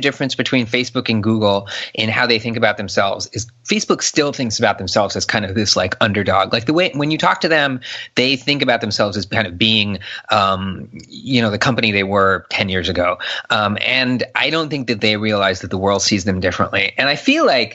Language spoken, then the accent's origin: English; Southern California, United States; moved away as an adult; now in Bay Area, United States; I grew up in Southern California.